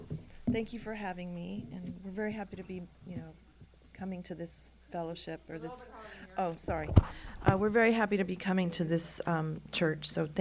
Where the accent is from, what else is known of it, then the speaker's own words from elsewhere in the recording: Corpus Christi, Texas, United States; my hometown of Corpus Christi, Texas.